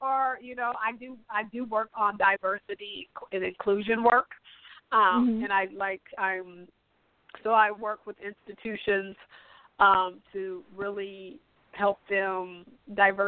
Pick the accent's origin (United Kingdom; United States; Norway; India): United States; Pacific Northwest; I'm from the Pacific Northwest